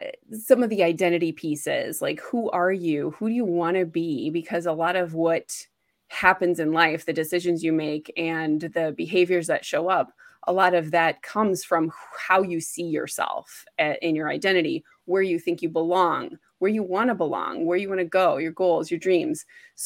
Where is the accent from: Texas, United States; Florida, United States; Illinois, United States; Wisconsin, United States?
Wisconsin, United States; moved away as an adult; also born or lived in Boston / Washington, D.C. area; I'm from Wisconsin. I lived in Boston, went to school there, and then moved into the DC area for a while.